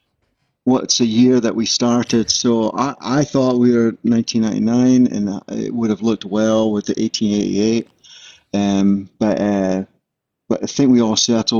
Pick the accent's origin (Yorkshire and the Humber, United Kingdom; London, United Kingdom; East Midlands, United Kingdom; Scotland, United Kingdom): Scotland, United Kingdom; Glasgow; also born or lived in Charleston, United States; now in United States; I was born in Charleston, South Carolina, and they divorced, went back to Glasgow, lived there. My mom was a single parent. And then she actually remarried another American sailor. And then I came back to the States in 78.